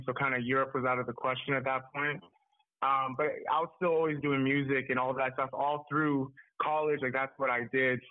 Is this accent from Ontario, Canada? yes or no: no; Edmonton, Alberta, Canada; now in Calgary, Canada; I'm originally from Edmonton, Alberta. It's up Western Canada, but I reside in Calgary right now